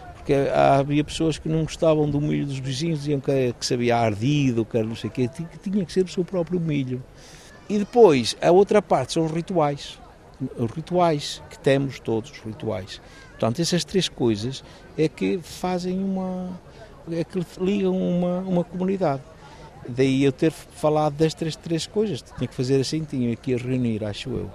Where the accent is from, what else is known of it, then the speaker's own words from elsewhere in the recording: Baião, Porto District, Portugal; eu sou de Baião